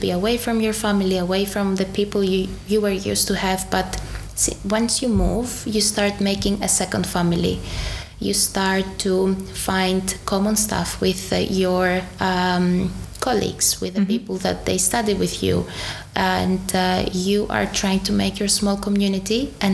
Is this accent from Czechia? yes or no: yes; Czechia; I grew up kinda in Czech Republic. Mm-hmm. I became who I am as an adult mm.